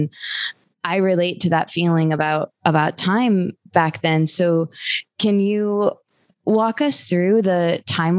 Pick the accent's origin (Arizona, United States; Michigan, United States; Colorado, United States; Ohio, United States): Michigan, United States; now in Los Angeles, United States; I'm from Michigan